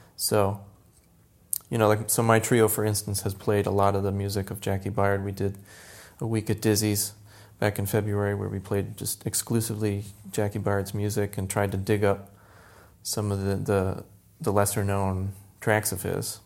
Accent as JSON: {"language": "English", "town": "Tampa", "region": "Florida", "country": "United States", "tie": "born or raised there", "moved": "as an adult", "lives_now": "New York, United States", "said": "born in Tampa, Florida, born and raised in Florida"}